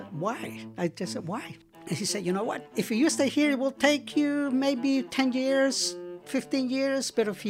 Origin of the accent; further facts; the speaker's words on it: El Salvador; moved away as an adult; now in United States; I am from El Salvador.